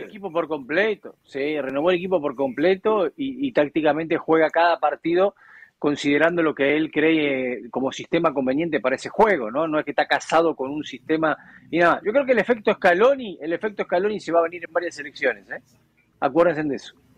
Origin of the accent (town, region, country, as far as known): Argentina